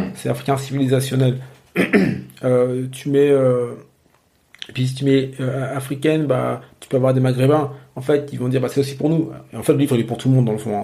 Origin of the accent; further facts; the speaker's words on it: Normandy, France; j'ai grandi en Normandie